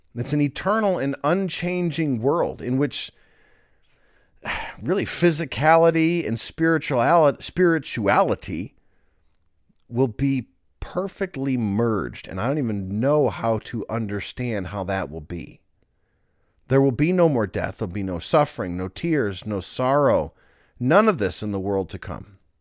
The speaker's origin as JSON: {"language": "English", "country": "United States", "said": "we're American, we speak English"}